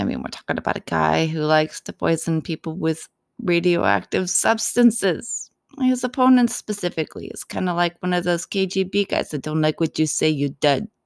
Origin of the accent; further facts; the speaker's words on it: United States; as an American